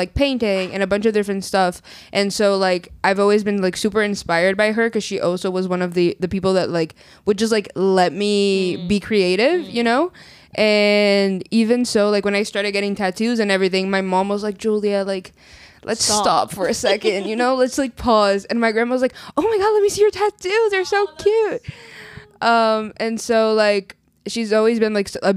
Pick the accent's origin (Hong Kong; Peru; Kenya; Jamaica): Peru; also born or lived in Brazil; now in Canada; I'm Brazilian. I was born in Brazil, raised in Peru